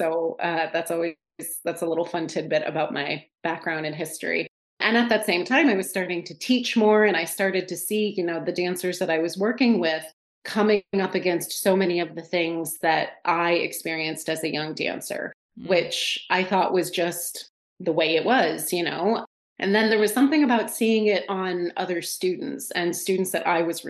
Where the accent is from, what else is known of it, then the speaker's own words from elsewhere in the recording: Northern California, United States; moved away as an adult; also born or lived in upstate New York; now in New York, United States; I am from Northern California originally. Right now I am in upstate New York. I've been here for about the past 7 years or so.